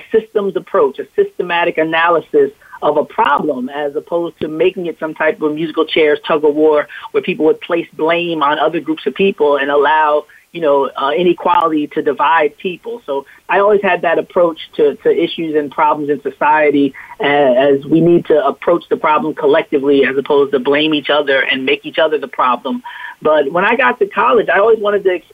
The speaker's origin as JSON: {"language": "English", "town": "Montclair", "region": "New Jersey", "country": "United States", "tie": "born or raised there", "said": "unique experience growing up in Montclair, New Jersey"}